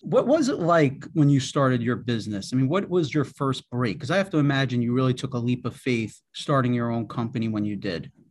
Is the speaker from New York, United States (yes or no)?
yes; New York City, New York, United States; I grew up in Queens.